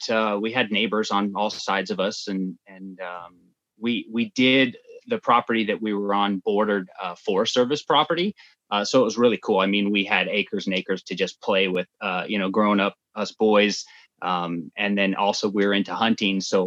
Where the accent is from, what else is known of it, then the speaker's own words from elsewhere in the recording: Northwest Montana, United States; moved away as an adult; now in Alaska, United States; Both Zach and I were born and raised in Northwest Montana